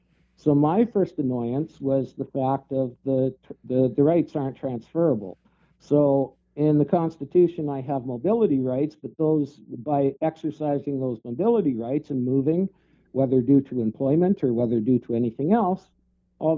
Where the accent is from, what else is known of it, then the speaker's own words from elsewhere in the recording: Alberta, Canada; now in Oshawa, Canada; So I come from Alberta. I'm from the recognized, what, you know, the group that's recognizing themselves as the only Métis.